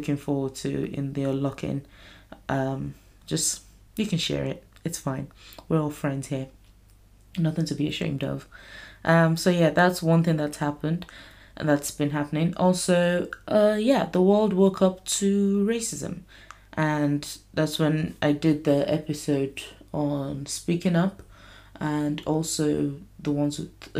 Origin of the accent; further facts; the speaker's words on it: Nigeria; moved away; I grew up in Nigeria.